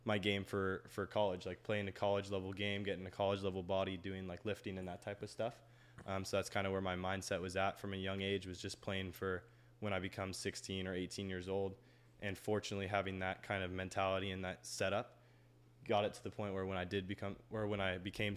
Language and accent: English; Fresno, California, United States; moved away as an adult; also born or lived in Georgia; Being from Fresno, California, there's not much tennis